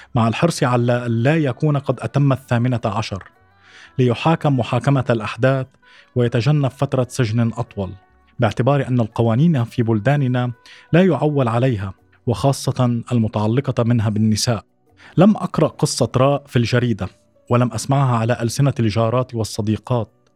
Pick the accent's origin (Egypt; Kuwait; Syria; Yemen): Syria; Suwayda, As-Suwayda Governorate; moved away as an adult; also born or lived in Damascus; انتقلت من السويداء إلى دمشق ليس فقط للدراسة وإنما للابتعاد عن البيئة التي ربيت فيها